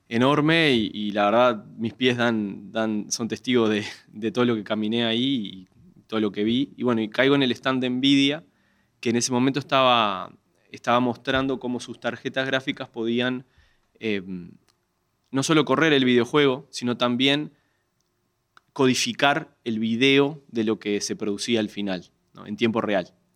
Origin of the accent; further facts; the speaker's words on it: Uruguay; soy uruguayo, uruguayo con, la completa